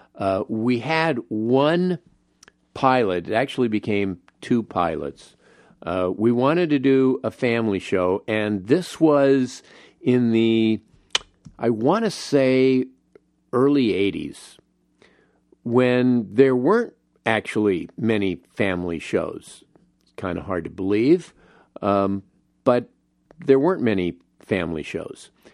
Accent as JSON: {"language": "English", "town": "Los Angeles", "region": "California", "country": "United States", "tie": "born or raised there", "said": "where I grew up in the San Fernando Valley, in Los Angeles"}